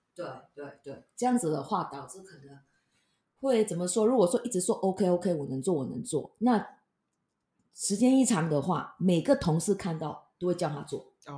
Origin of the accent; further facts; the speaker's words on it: Malaysia; now in Taiwan; 我是从马来西亚飘过来的